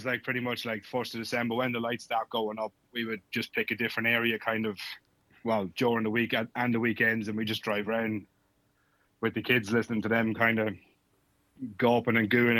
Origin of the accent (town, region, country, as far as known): Ireland